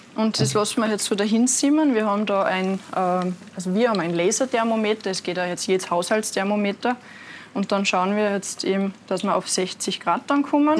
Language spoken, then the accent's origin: German; Altaussee, Styria, Austria; ich bin in Aldasse geboren